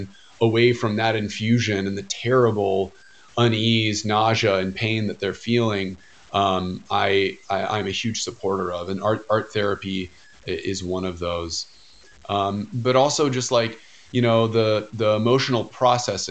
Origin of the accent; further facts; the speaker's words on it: United States; growing up in America